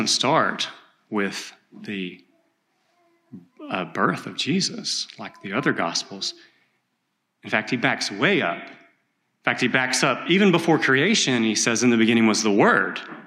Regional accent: East Texas, United States; I grew up in East Texas in logging country

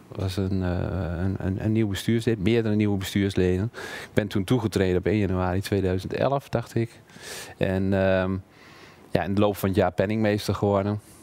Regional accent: Emmen, Drenthe, Netherlands; moved away as an adult; also born or lived in Twente / Zwolle; now in Hengelo, Netherlands; ik ben geboren in Drenthe, in Emmen

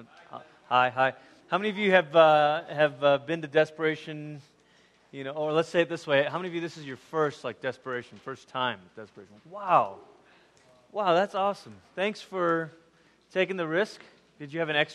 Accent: Malaysia; moved away; I grew up in Malaysia, which you know, is about as far as you can go on the other side of the world before you start coming back around.

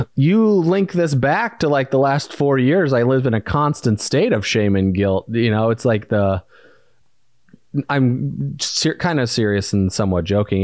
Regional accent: Valparaiso, Indiana, United States; moved away as an adult; also born or lived in North Carolina / Arizona; I moved from Indiana, a small town, Valparaiso, Indiana, which was not that diverse

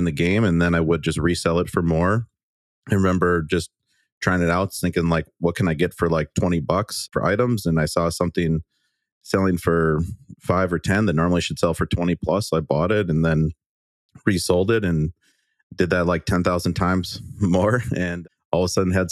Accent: Waukesha, Wisconsin, United States; I'm from the Milwaukee area. So I grew up in a city called Waukesha, Wisconsin

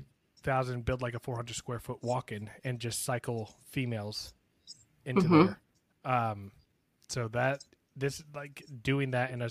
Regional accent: Florida, United States; now in Texas, United States; I grew up in Florida

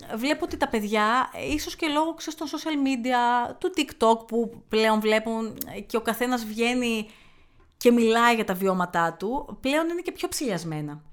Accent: Thessaloniki, Central Macedonia, Greece; also born or lived in Athens; now in Chalkidiki, Greece; όταν χώρισα και έφυγα από την Αθήνα, επέστρεψα Θεσσαλονίκη

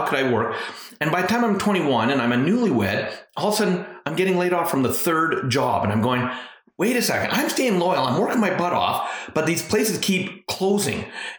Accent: Alberta, Canada; also born or lived in British Columbia; Yeah, you know, I was born actually in British Columbia, but lived most of my life in Alberta, and I'm the youngest of four.

